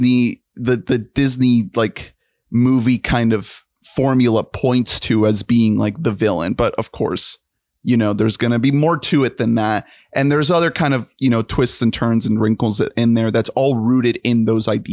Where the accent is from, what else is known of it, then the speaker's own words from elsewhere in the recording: Colombia; I am from Colombia